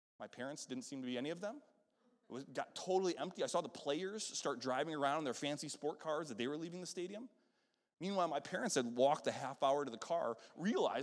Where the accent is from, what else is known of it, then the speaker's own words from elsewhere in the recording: Western New York, United States; moved away; I'm up from Western New York, and so the Buffalo Bills were our football team up there